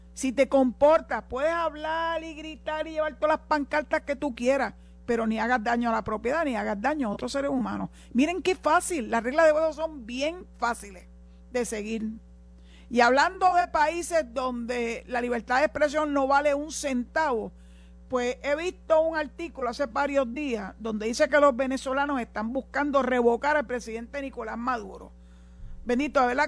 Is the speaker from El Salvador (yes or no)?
no; Puerto Rico; los puertorriqueños